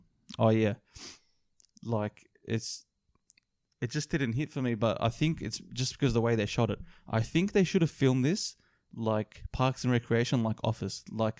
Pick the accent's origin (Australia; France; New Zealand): Australia; we're Australian too.